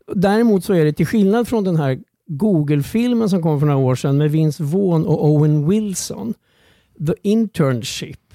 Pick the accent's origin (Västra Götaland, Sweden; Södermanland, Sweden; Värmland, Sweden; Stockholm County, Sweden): Södermanland, Sweden; Strängnäs; jag låg hemma i Strängnäs